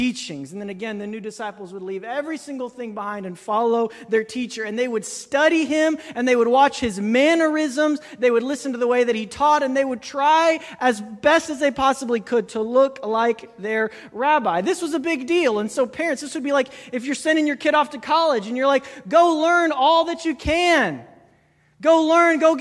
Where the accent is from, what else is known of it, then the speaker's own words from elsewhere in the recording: Kentucky, United States; I'm from Kentucky